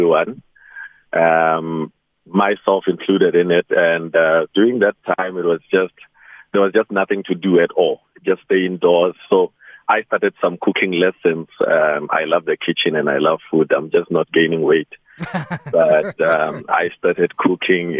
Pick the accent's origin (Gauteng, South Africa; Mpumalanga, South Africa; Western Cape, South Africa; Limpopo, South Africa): Limpopo, South Africa; Nwamitwa; now in Polokwane, South Africa; my hometown in Nwamitwa, Tzaneen